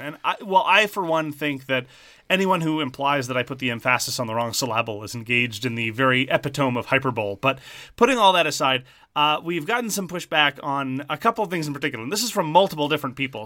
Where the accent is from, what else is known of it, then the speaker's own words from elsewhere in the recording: Montreal, Quebec, Canada; accent: Montreal Irish Anglo; also born or lived in Southern Ontario; I am from French Canada. I have the Montreal Irish Anglo accent, which is a very particular thing.